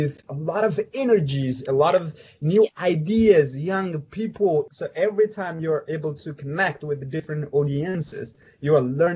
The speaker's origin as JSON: {"language": "English", "country": "Ethiopia", "tie": "born or raised there", "said": "my background story growing up in Ethiopia"}